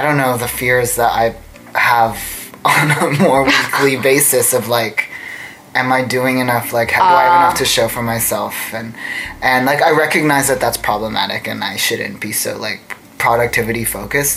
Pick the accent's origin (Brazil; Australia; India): Australia; moved away; we're from Australia